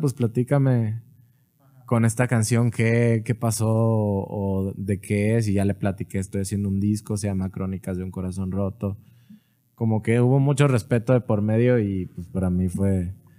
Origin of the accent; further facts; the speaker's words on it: Monterrey, Nuevo León, Mexico; also born or lived in Nuevo Laredo; now in Guadalajara, Mexico; A los seis me fui a Monterrey.